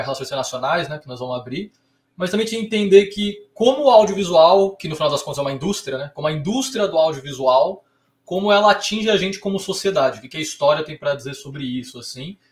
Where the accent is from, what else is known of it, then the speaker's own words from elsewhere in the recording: São Paulo, Brazil; also born or lived in Rio de Janeiro; sou aqui de São Paulo, mas fui fazer faculdade no Rio de Janeiro